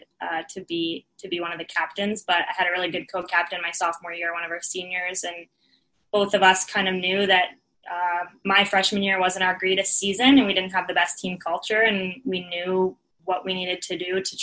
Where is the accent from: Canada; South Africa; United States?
Canada; Victoria, British Columbia; I grew up in Victoria